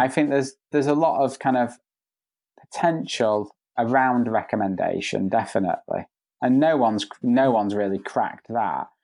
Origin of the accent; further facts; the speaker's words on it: Spain; moved away; I grew up in Spain, so I, my Spanish is fluent